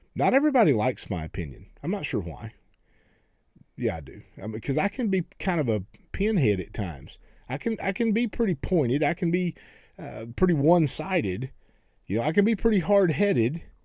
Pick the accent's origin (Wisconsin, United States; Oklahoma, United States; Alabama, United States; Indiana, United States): Oklahoma, United States; I grew up in Oklahoma